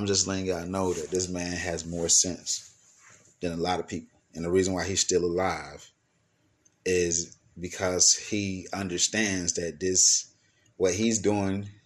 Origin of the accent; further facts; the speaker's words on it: Atlanta, Georgia, United States; the city that I'm from, A-Town, I'm from Atlanta, Georgia